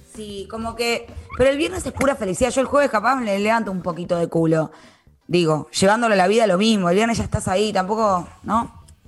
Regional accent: Buenos Aires, Argentina; Yo, por ejemplo, nací en Capital Federal, todo lo que vos quieras, siempre viví ahí

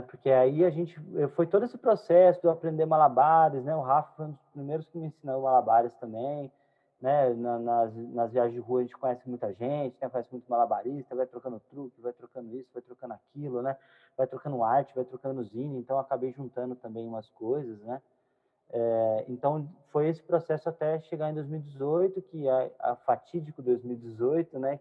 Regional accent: south of Minas Gerais, Brazil; sou mineiro, né? Nascido no sul de Minas

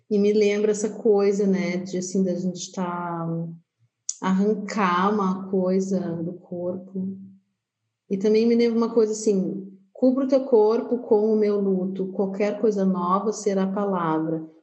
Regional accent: Pelotas, Rio Grande do Sul, Brazil; nasci em Pelotas

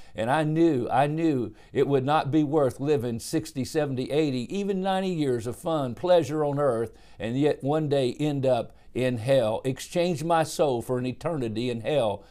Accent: Dallas, Texas, United States; also born or lived in Cincinnati, Ohio; I was born in Dallas, Texas, in nineteen fifty-one.

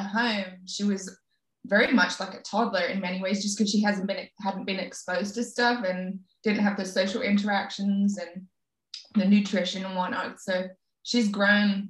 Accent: England, United Kingdom; I'm English

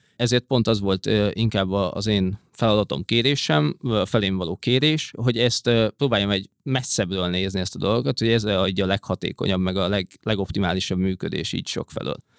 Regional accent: Hungary; moved away as an adult; also born or lived in London, United Kingdom; angliai bevándorlóként, magyarként

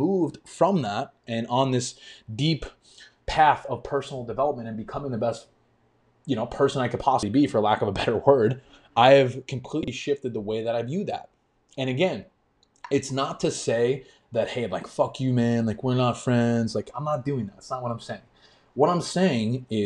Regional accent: New York, United States; moved away as an adult; now in Florida, United States; I grew up in New York and I moved to Florida exactly almost a year ago now.

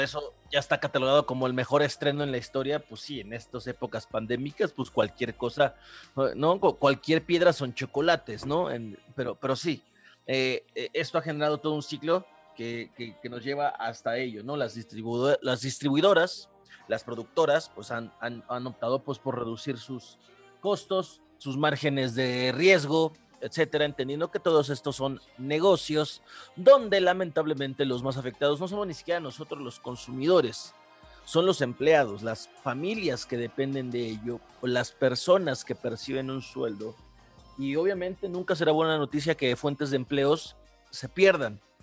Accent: State of Mexico, Mexico; yo soy del Estado de México

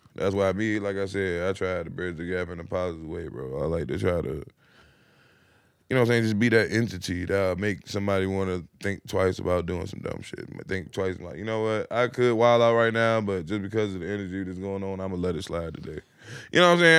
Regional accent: Virginia, United States; I'm from Virginia

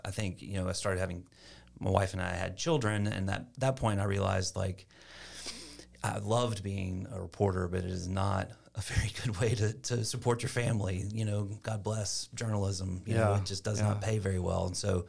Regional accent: Shreveport, Louisiana, United States; also born or lived in Sulphur / Lafayette; But so normally I say Shreveport, but I was born in Sulphur. Louisiana.

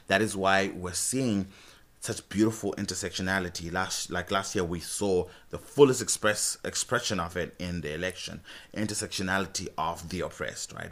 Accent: Zimbabwe; moved away as an adult; I'm from Zimbabwe, by the way. So, I've been here for seven years.

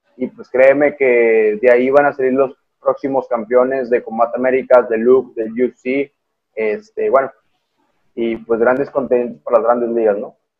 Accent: Monterrey, Nuevo León, Mexico; como regio yo

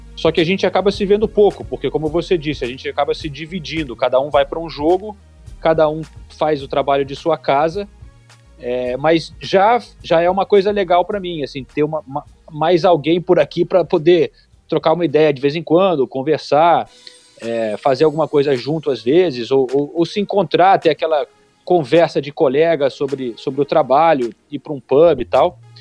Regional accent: Brazil; moved away; A gente, como brasileiro

